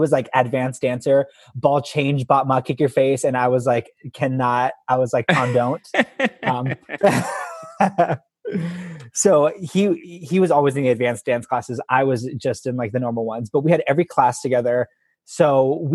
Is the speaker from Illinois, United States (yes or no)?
no; Los Angeles, California, United States; also born or lived in Arizona; I'm born and raised in Los Angeles